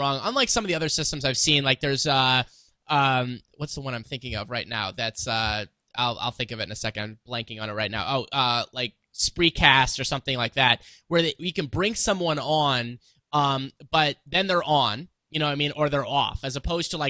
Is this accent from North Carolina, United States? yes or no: no; Missouri, United States; I'm from Missouri